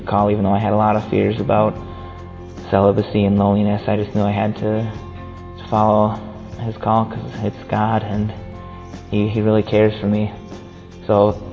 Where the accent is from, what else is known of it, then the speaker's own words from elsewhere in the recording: United States; I'm from the United States, and I'm 22